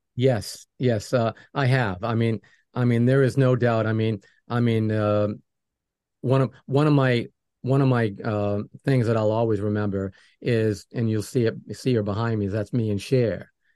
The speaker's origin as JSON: {"language": "English", "region": "New England", "country": "United States", "moved": "yes", "said": "I'm from New England"}